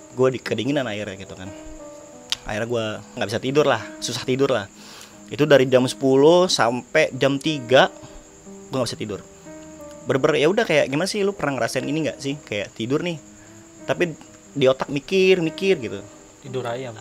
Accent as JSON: {"language": "Indonesian", "town": "Tangerang", "region": "Banten", "country": "Indonesia", "said": "dari Tangerang"}